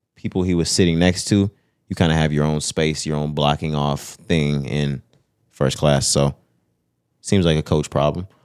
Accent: Texas, United States; We're from Texas. This is the South

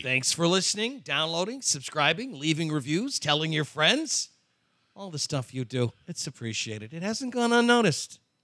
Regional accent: Chicago suburbs, Illinois, United States; I grew up in the Chicago suburbs

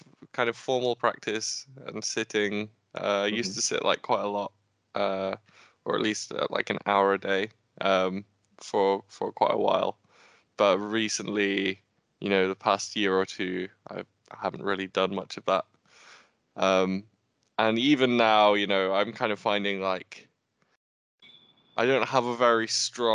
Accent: Nottingham, East Midlands, United Kingdom; I'm from Nottingham

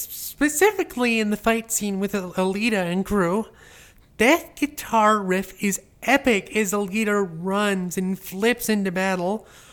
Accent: New York, United States; As a New Yorker, I always have to go to JFK to travel.

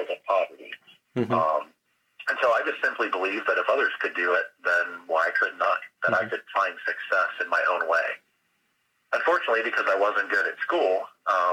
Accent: Flint, Michigan, United States; lived most of my childhood in my hometown of Flint, Michigan

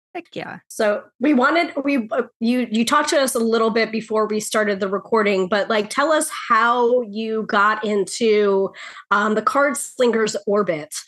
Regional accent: New York, United States; the New Yorker

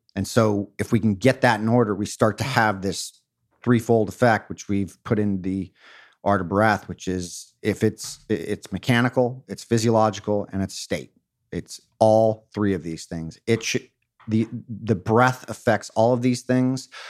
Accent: Newport Beach, California, United States; I grew up in Or-, in Orange County in Newport Beach

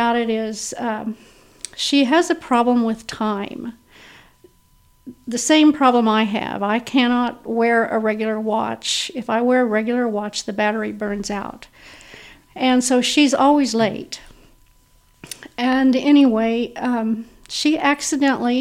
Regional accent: Garden City, Kansas, United States; now in Independence, United States; I'm a native Kansan. I was born and raised in Garden City, Kansas.

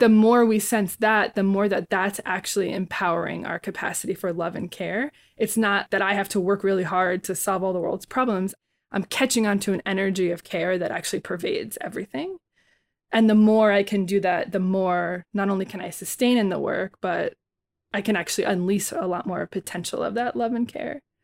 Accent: Bayonne, New Jersey, United States; I was born and raised in Bayonne, New Jersey

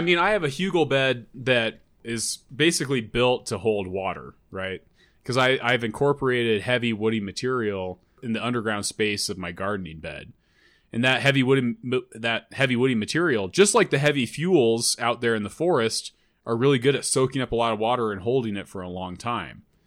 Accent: Loveland, Colorado, United States; my hometown of Loveland

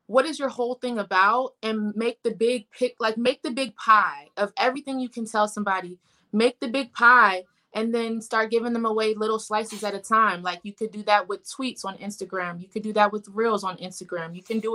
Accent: Columbia, Maryland, United States; now in Baltimore, United States; So I am from Columbia, Maryland, but I'm local to Baltimore now.

